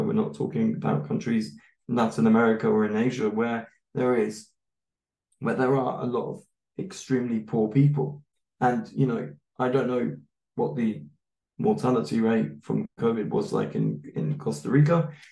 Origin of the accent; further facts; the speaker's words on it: United Kingdom; now in Germany; I'm a white British man